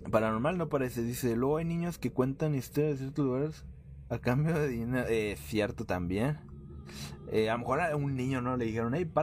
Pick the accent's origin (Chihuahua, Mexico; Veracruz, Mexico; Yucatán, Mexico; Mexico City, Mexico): Mexico City, Mexico; ya que nosotros somos de la Ciudad de México y estábamos turisteando por el centro